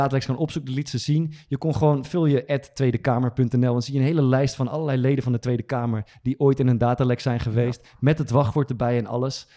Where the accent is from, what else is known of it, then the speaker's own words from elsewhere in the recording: Amersfoort, Utrecht, Netherlands; is uit Amersfoort, dat is waar ik vandaan kom